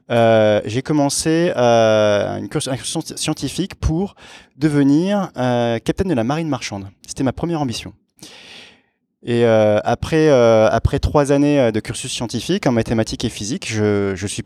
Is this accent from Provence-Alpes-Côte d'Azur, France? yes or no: yes; Aix-en-Provence, Provence-Alpes-Côte d'Azur, France; je viens du sud de la France. Euh, d'Aix-en-Provence. Et euh, petite caractéristique, je suis, euh, j'ai été élevé dans une culture franco-hellénique, si on, si on peut dire. mon père est français, ma mère est grecque.